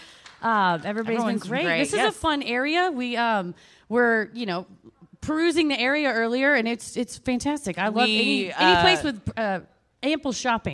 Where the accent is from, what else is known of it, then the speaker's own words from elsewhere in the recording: Dallas, Texas, United States; Anytime you're like, I'm from Dallas, someone's like, I used to live there.